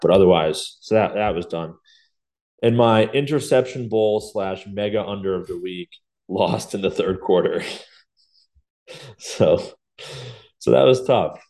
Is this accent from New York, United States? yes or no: yes; New York, United States; as a New Yorker